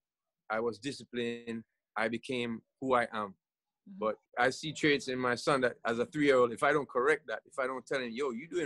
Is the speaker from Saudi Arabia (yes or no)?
no; Jamaica; I grew up in Jamaica